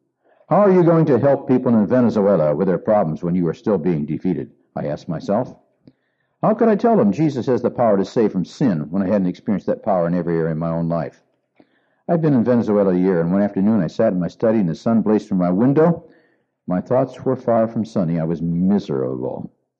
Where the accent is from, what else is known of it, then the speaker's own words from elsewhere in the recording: Argentina; I grew up in Argentina as an MK, and I already spoke Spanish.